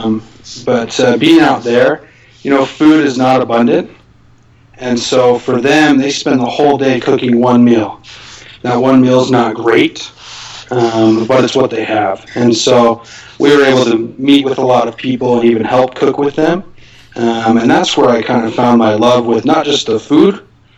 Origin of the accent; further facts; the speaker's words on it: Draper, Utah, United States; I grew up in Draper, Utah